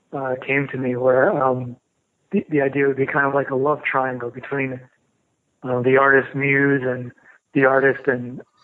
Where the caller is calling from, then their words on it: Portland, Oregon, United States; I'm calling you from Portland, Oregon.